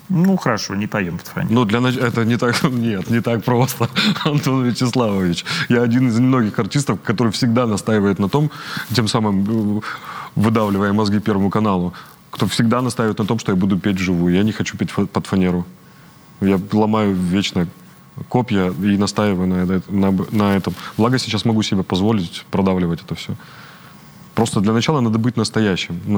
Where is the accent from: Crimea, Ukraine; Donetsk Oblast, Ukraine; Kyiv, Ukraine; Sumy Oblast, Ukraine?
Donetsk Oblast, Ukraine; Donetsk; Ну, мы, я же из Донецка, мы же не верим в это все мы верим искреннему